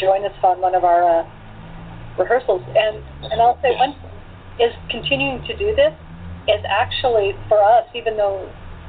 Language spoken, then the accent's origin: English; Portland, Oregon, United States; My hometown of Portland, Oregon, is smaller